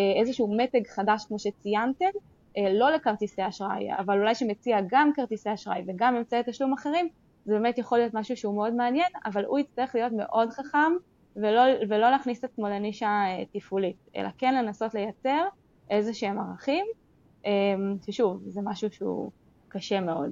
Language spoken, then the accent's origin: Hebrew; Israel; אנחנו מאוד גם כישראלים